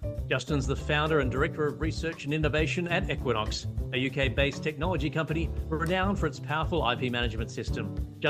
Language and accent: English; Australia; I'm an Australian patent attorney